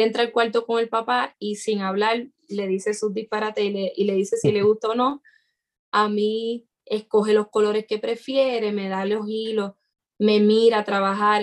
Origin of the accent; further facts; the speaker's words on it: Puerto Rico; en mi país